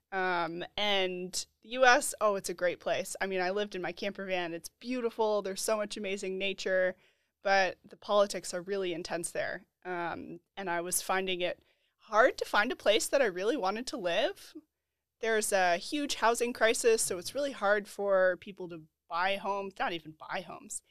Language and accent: English; Boulder, Colorado, United States; I'm from Colorado. I'm from Boulder, Colorado